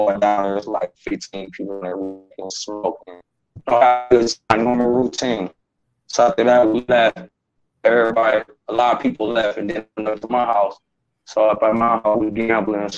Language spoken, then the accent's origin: English; Akron, Ohio, United States; I'm from Akron, Ohio